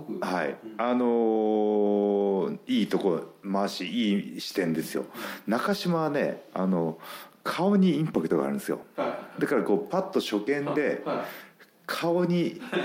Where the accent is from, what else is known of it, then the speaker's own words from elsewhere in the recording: Gifu, Japan; moved away; 岐阜県のね同じ同じ中学校の